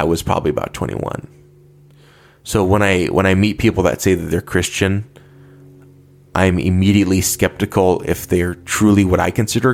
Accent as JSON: {"language": "English", "country": "United States", "said": "as an American"}